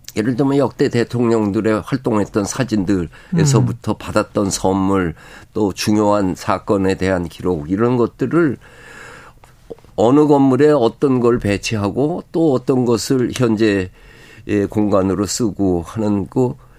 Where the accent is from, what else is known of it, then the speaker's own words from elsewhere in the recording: Seoul, South Korea; 내 고향 서울